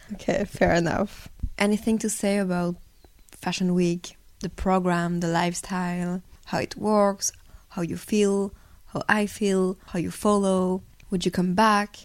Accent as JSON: {"language": "English", "country": "Belgium", "tie": "born or raised there", "moved": "yes", "lives_now": "Paris, France", "said": "I grew up in in Belgium"}